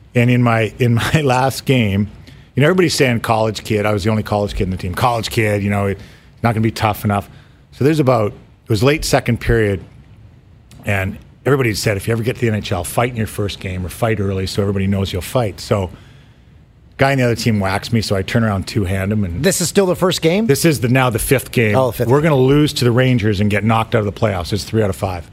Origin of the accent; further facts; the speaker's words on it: Mississauga, Ontario, Canada; I grew up in Mississauga